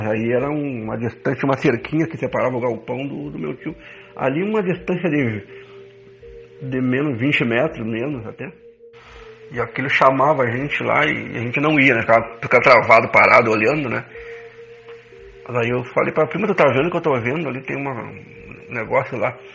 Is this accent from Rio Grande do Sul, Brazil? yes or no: yes; Rosário do Sul, Rio Grande do Sul, Brazil; lá na cidade de Rosário, na minha terra